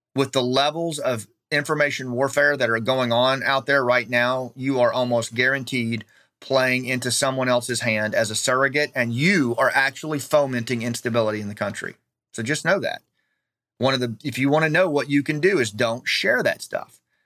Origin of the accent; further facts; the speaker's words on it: United States; we have an inherent obligation as American citizens